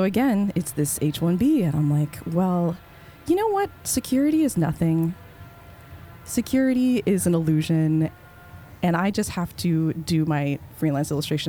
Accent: Canada; moved away as an adult; now in United States; I'm a Canadian.

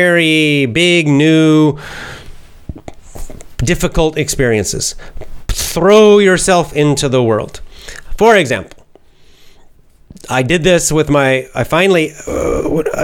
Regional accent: United States; being an American

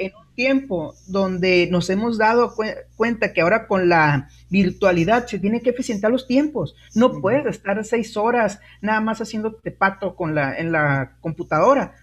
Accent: Guaymas, Sonora, Mexico; also born or lived in Nogales; yo soy de Guaymas, este, me queda cerquita Hermosillo

